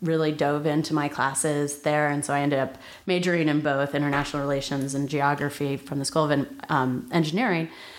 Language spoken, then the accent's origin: English; New Jersey, United States; moved away as an adult; also born or lived in Nashville, Tennessee / Baltimore, Maryland; now in San Francisco, United States; we eventually landed in New Jersey when I was 7. And so that's where I spent the majority of my childhood